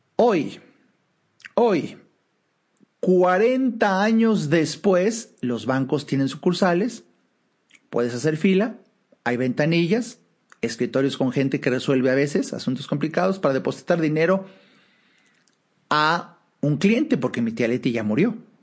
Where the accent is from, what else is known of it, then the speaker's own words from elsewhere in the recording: Mexico; hablo de México, soy mexicano, estoy en México